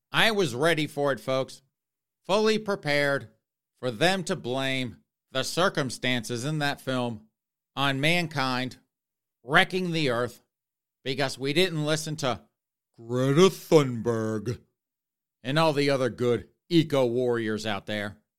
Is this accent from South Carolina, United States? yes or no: yes; South Carolina, United States; my home state of South Carolina